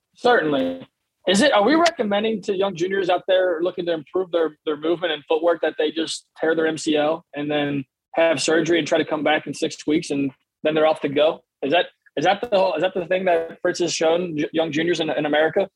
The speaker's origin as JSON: {"language": "English", "country": "United States", "said": "a American tennis fan myself"}